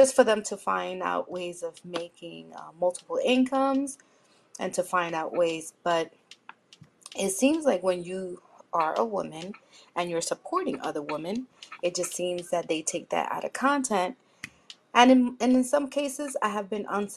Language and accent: English; New York City, New York, United States; I'm from the Bronx in New York